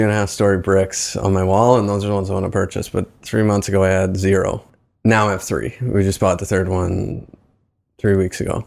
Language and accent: English; East Coast, Canada; moved away as an adult; also born or lived in Waterloo / Toronto; now in Hamilton, Canada; I'm from the East Coast. I moved up here to do my M B A at Laurier